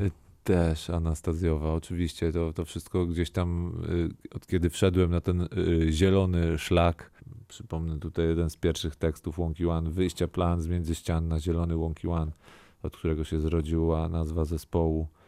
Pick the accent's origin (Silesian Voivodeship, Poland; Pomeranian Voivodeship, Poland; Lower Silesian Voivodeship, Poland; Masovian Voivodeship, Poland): Masovian Voivodeship, Poland; Warsaw; also born or lived in Kazimierz Dolny; z tej mojej, mojej blokowiskowej, wielkiej, ruchliwej, głośnej Warszawy